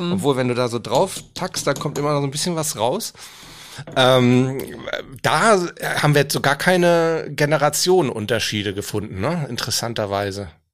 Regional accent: Hamburg, Germany; ich bin stolz, gebürtiger Hamburger zu sein

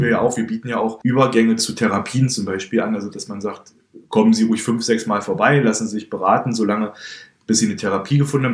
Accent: Halle, Saxony-Anhalt, Germany; moved away as an adult; now in Berlin, Germany; bin kein gebürtiger Berliner, komme ursprünglich aus Halle an der Saale

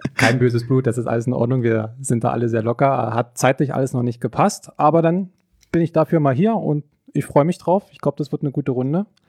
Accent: Forst, Brandenburg, Germany; also born or lived in Cottbus; now in Greifswald, Germany; Aufgewachsen bin ich an der deutsch-polnischen Grenze, in, ich weiß nicht, ob jemand was sagt, in Forst

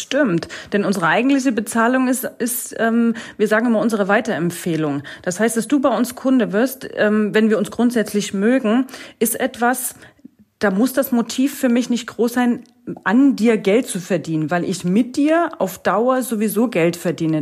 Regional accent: East Germany, Germany; now in Lauenau, Germany; ich bin eigentlich ein Ossi-Mädel und ich, ich, ich komme ich komm ursprünglich aus dem Osten

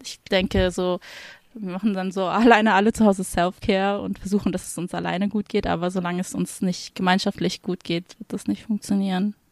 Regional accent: Hamburg, Germany; moved away as an adult; now in Frankfurt, Germany; ich komme eigentlich aus Hamburg

